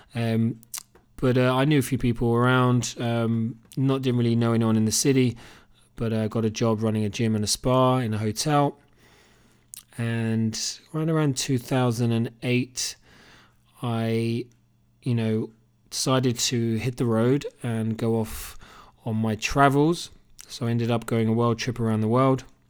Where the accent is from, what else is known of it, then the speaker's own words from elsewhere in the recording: Cambridge, East of England, United Kingdom; accent: Cambridge; moved away as an adult; also born or lived in Australia; now in Killarney, Ireland; It's actually a Cambridge accent. I was born and bred in Cambridge in the U K.